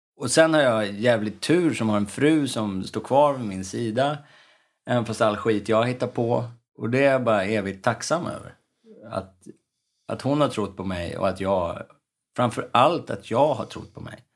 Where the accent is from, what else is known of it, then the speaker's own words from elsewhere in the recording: Stockholm, Stockholm County, Sweden; uppväxten i Örnsberg, där jag växte upp